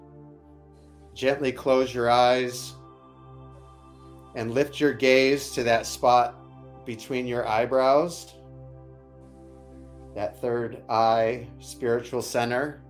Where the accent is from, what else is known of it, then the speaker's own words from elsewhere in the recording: Detroit, Michigan, United States; moved away; my Midwest roots of Detroit-ish.